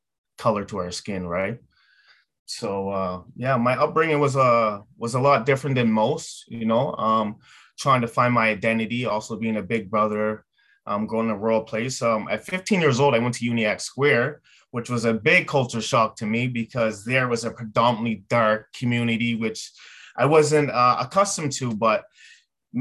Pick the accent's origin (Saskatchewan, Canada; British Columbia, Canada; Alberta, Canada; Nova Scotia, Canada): Nova Scotia, Canada; Yarmouth; moved away as an adult; also born or lived in Halifax, Canada; now in Ontario, Canada; I grew up in Yarmouth, Nova Scotia